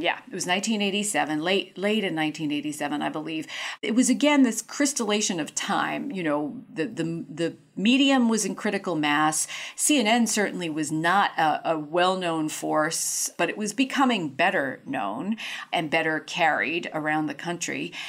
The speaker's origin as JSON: {"language": "English", "town": "New York City", "region": "New York", "country": "United States", "tie": "born or raised there", "said": "I grew up in New York in the seventies and eighties."}